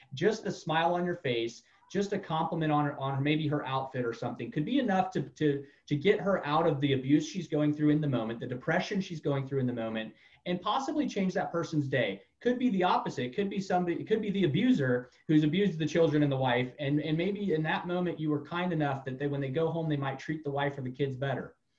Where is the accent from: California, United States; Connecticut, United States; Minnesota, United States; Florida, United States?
Florida, United States; moved away; I've been all over the United States, but I grew up mainly in Florida.